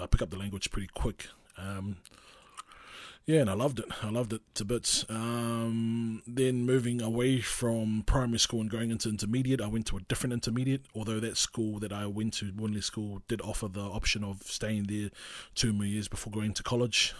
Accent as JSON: {"language": "English", "town": "Porirua", "region": "Wellington", "country": "New Zealand", "tie": "born or raised there", "second_language": "English", "said": "growing up in Porirua, we were very broke."}